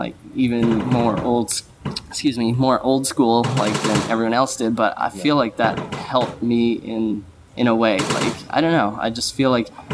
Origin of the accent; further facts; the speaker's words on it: Smithers, British Columbia, Canada; moved away; also born or lived in Quesnel, British Columbia; I'm actually Canadian. I was born on the west coast of Canada in a town that probably no one's ever heard of. It's called Quesnel, and it's in British Columbia. And then moved up to a town called Smithers, which is even farther up north